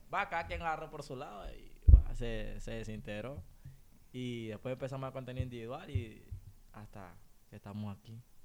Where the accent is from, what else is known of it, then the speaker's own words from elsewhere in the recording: Honduras; somos HN porque somos hondureños